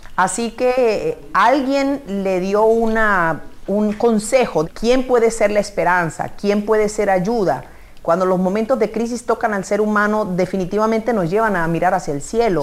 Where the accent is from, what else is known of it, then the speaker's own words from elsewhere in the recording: Colombia; Soy de origen de Colombia